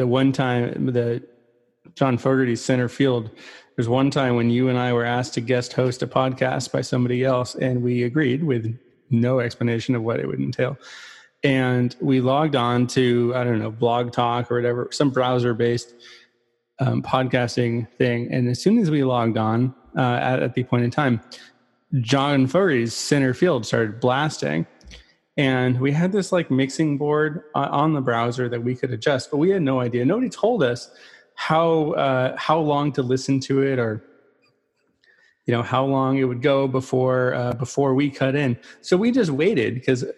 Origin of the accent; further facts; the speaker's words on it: 5 minutes from El Cerrito, California, United States; I am from 5 minutes away from El Cerrito